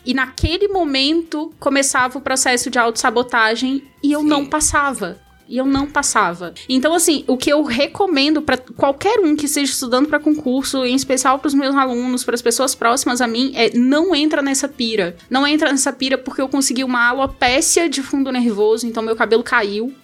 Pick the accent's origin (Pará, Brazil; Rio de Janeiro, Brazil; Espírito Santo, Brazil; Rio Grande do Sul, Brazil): Rio de Janeiro, Brazil; moved away as an adult; now in Brasília, Brazil; Eu sou carioca